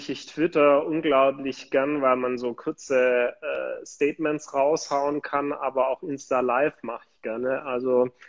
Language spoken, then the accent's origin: German; Baden-Württemberg, Germany; ich komme aus der Nähe von Ravensburg, das kennen vielleicht die ein oder anderen von den Ravensburger Spielen, das ist in der Nähe des Bodensees. Dort bin ich aufgewachsen und lebe heute immer noch da.